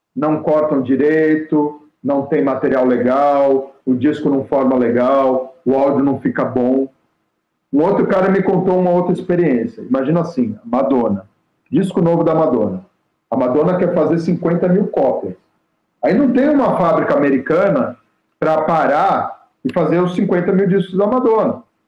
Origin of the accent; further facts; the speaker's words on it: São Paulo, Brazil; na rua que eu nasci, na Barra Funda